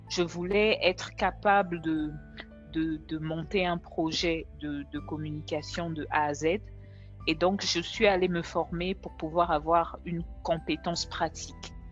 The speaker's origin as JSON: {"language": "French", "country": "DR Congo", "lives_now": "Dakar, Senegal", "said": "je suis congolaise et je vis à Dakar au Sénégal depuis maintenant 14 ans quand même, mine de rien."}